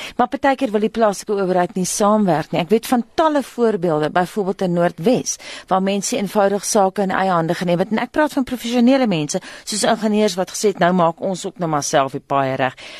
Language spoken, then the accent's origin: Afrikaans; Belfast, Mpumalanga, South Africa; moved away; My tuisdorp Belfast in Mpumalanga